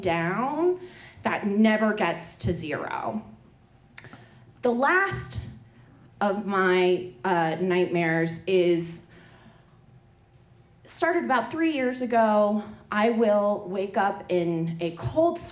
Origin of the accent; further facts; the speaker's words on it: Colorado, United States; I grew up in Colorado